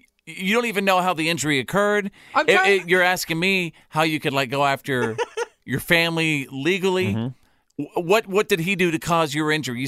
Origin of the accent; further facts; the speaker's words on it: Bowie, Texas, United States; I grew up in Bowie, Texas, USA.